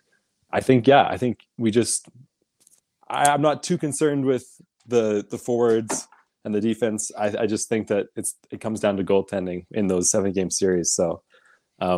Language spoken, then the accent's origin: English; Calgary, Alberta, Canada; I'm born and raised in Calgary